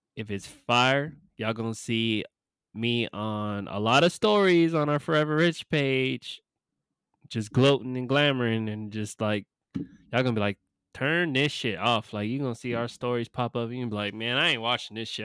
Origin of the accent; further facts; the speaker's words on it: California, United States; moved away; my home state. Well, not my home state, but, you know, my born, born state, my home away from home. Uh, Cali